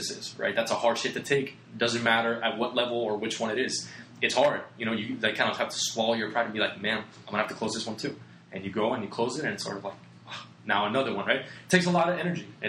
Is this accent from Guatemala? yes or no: no; Puerto Rico; moved away; I come from Puerto Rico, small little island in the Caribbean